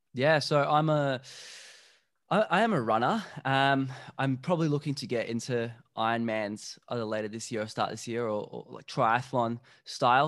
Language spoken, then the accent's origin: English; Slovakia; I'm from Slovakia